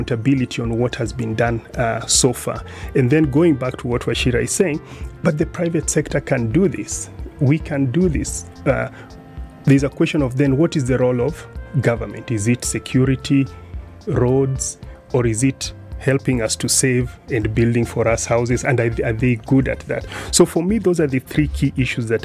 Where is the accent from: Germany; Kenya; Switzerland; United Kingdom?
Kenya; as a Kenyan